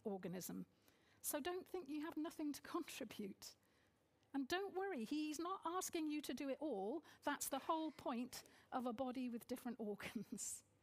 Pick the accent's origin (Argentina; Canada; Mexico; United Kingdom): United Kingdom; being very British culturally, despite having mixed heritage